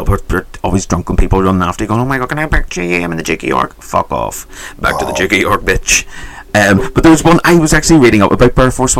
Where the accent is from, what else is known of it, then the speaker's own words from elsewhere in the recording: Netherlands; I'm like, hello, I'm from Netherlands.